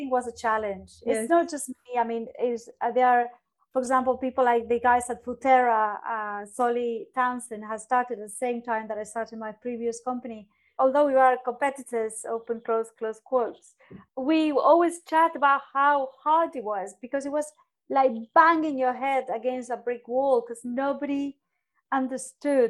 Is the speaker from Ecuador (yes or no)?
no; Argentina; moved away as an adult; now in London, United Kingdom; growing up in Argentina